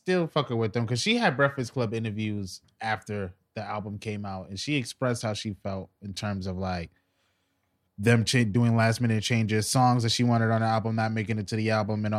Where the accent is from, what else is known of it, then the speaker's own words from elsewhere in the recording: New York City, New York, United States; I'm from the West Side.